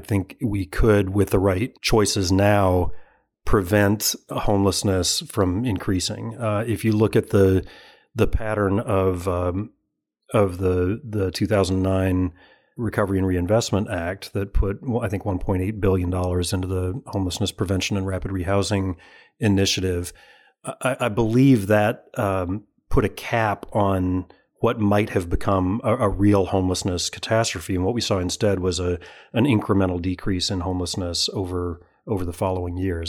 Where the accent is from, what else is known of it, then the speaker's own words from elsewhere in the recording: Alabama, United States; moved away; I'm from Alabama originally